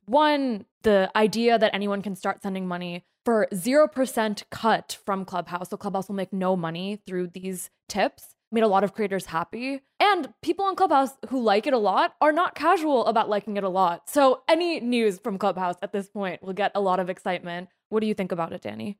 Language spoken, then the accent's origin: English; New Jersey, United States; my home state